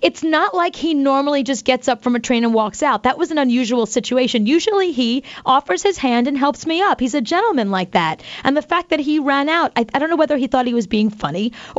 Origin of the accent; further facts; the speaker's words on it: New York, United States; I grew up in New York.